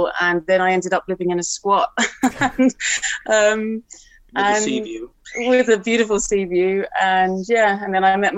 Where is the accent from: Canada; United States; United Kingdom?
United Kingdom; Harrow, London; I grew up in Harrow